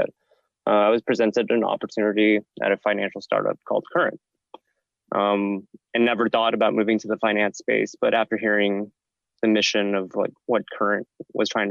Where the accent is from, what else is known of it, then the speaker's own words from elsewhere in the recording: Bay Area, California, United States; moved away as an adult; now in New York, United States; I'm actually originally from the Bay Area